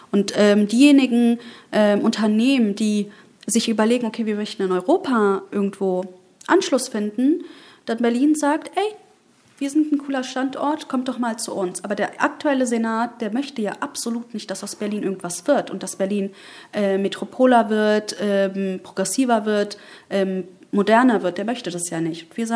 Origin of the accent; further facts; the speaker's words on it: Bayburt, Turkey; also ich komme ja aus Bayburt mhm, äh, in der Türkei